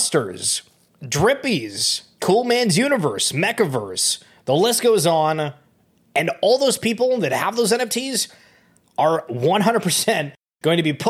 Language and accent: English; Canada; I'm Canadian